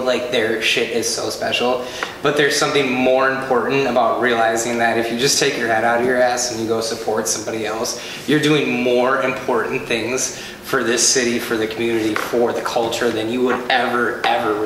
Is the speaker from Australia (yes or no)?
no; Milwaukee, Wisconsin, United States; this is my hometown. I'm born and raised